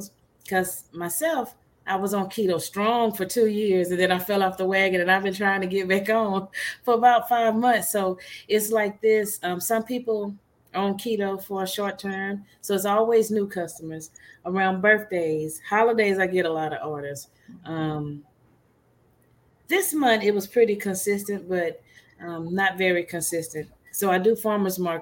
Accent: Louisiana, United States; now in Texas, United States; I'm from Louisiana

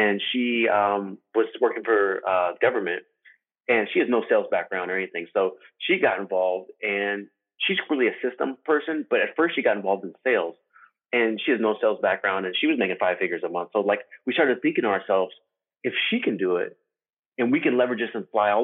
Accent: Arizona, United States; I was born in Arizona

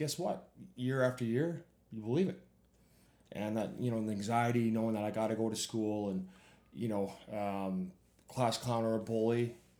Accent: Saskatoon, Saskatchewan, Canada; You know, obviously in Canada, in Saskatchewan, where you know I'm from, just about every school has

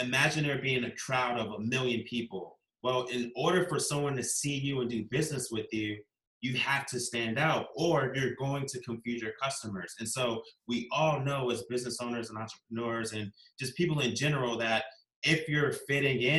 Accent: Virginia Beach, Virginia, United States; I grew up in Virginia Beach, Virginia, here in the United States

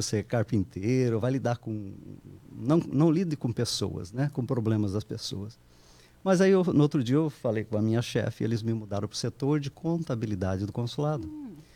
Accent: Londrina, Paraná, Brazil; moved away as an adult; also born or lived in Curitiba, Brazil; now in United States; eu sou natural de Londrina, no Paraná

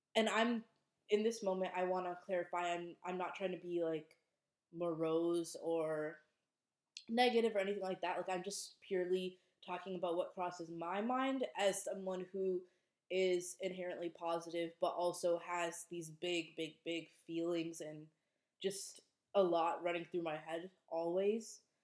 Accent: Minnesota, United States; moved away as an adult; now in Boston, United States; I was home for a couple weeks over the holidays in Minnesota

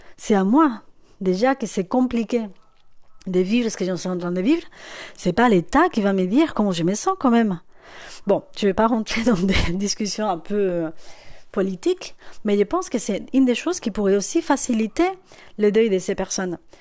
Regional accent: Spain; French is a second language; moved away; je suis espagnole

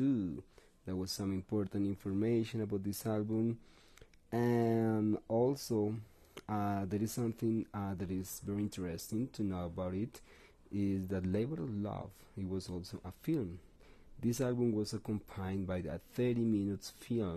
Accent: Bogotá, Colombia; English is a second language; we're from Bogota, from Colombia, from South America

